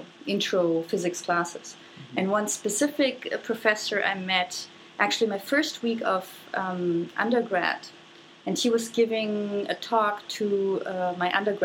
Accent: Germany; moved away; I grew up in Germany

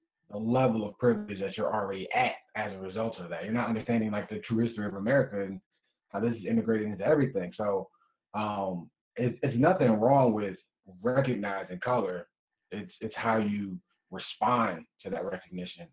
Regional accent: Detroit, Michigan, United States; now in Philadelphia, United States; originally from Detroit, Michigan

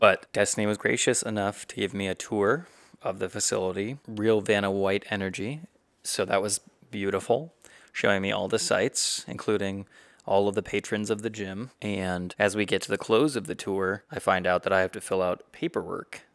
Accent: South Carolina, United States; moved away as an adult; also born or lived in Ohio / Texas / Georgia; we were raised in the South Carolina area as kids

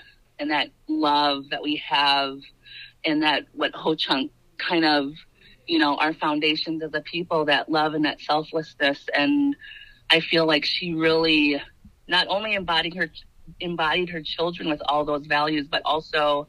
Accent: Black River Falls, Wisconsin, United States; I grew up in Black River Falls. Well, I grew up in the Indian Mission, and so that's would be District 1.

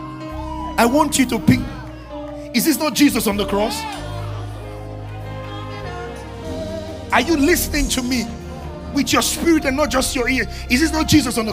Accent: Nigeria; as Nigerian pastor

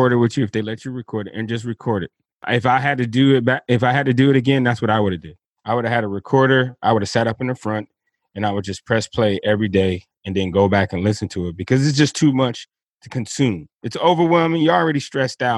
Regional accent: Miami, Florida, United States; moved away as an adult; I grew up in Dade County, down there in Miami, Florida

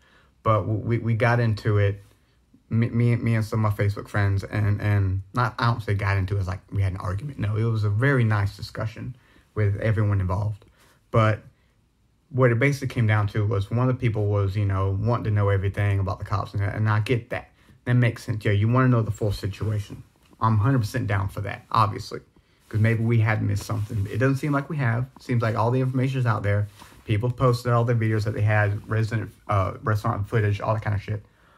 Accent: the South, United States; Like, I was raised in the South. I see it all over me.

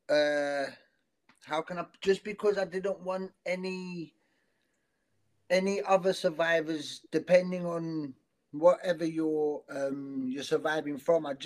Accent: South Africa; accent: South African mixed with South London; It's tough for me because part of my accent is South African. Oh. And mixed with South London, so yeah, it's a it's a it's a duo of of accents.

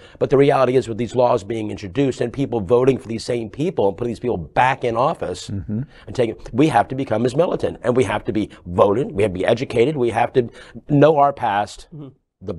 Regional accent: Miami / Broward County, South Florida, United States; So I'll be 65 in a few months. I've lived here my entire life. I was born in Miami, second generation native. We were part of the white flight out of Miami in the 60s

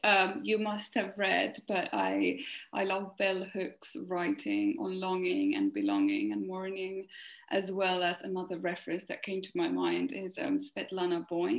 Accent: Finland; I'm from Finland.

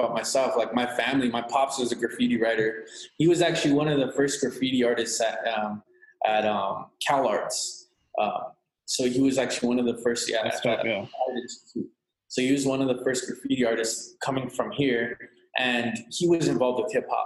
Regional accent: Imperial Valley, California, United States; also born or lived in Los Angeles, California; I'm from the Imperial Valley, California. It's a border town, a border city, and a border county

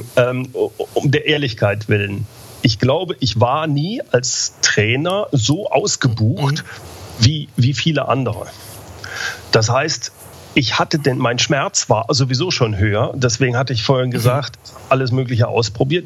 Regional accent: Germany; Gerade wir als Deutsche

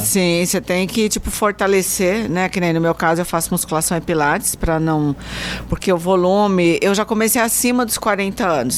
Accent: Mato Grosso, Brazil; now in São José do Rio Preto, Brazil; eu sou mato-grossense

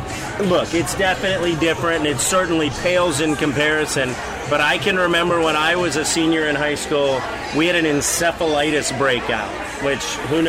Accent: Palm City, Florida, United States; also born or lived in Gainesville, Florida; I'm a hometown guy. I grew up in Palm City, played for the Palm City Dolphins

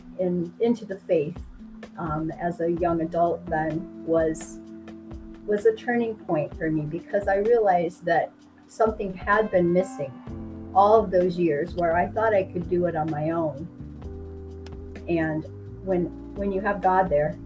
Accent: Midwest, United States; moved away as an adult; now in Mexico; I grew up in the Midwest

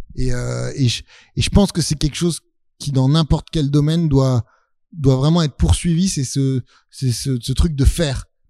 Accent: Neuilly-sur-Seine, Île-de-France, France; j'ai grandi à Neuilly

